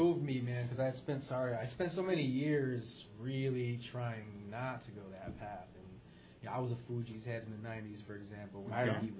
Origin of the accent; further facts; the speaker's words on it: Middletown, Connecticut, United States; in Connecticut, in, you know, my hometown, Middletown.